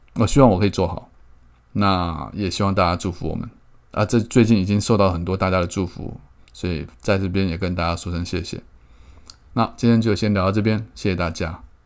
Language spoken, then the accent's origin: Chinese; Keelung, Taiwan; 我从小在基隆长大